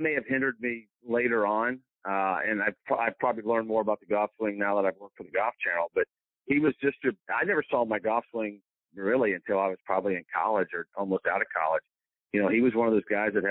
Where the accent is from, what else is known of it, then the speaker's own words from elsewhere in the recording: Marion, Indiana, United States; moved away as an adult; also born or lived in Johnstown, Pennsylvania / Tennessee; now in Greenwood, Mississippi, United States; growing up in Indiana